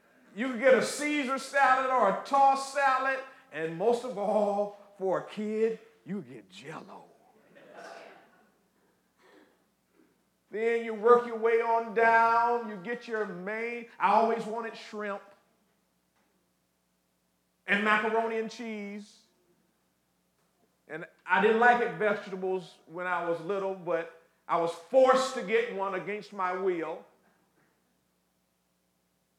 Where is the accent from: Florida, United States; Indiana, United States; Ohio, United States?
Florida, United States; Ocala; when I was growing up in Florida, Ocala, Florida, the heart of Central Florida